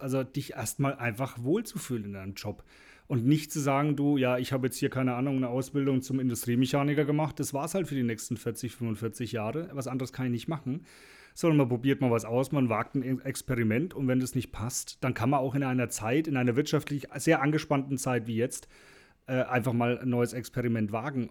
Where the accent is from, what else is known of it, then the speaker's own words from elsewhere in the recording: Franconia, Bavaria, Germany; bei uns in Franken